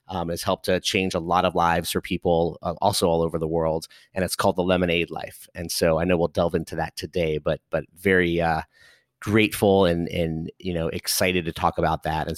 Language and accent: English; Los Angeles, California, United States; So I was born and raised in Los Angeles, the great state of California, and grew up there, had a chance to come to the East Coast for college